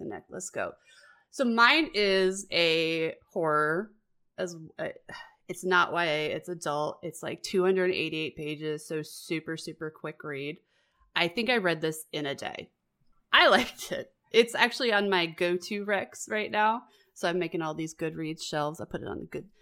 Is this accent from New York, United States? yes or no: yes; New York City, New York, United States; also born or lived in Long Island; the Brooklyn I grew up